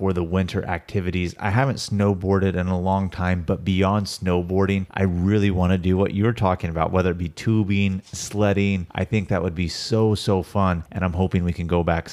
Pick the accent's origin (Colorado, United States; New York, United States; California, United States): California, United States; near Sacramento, NorCal; close to our hometown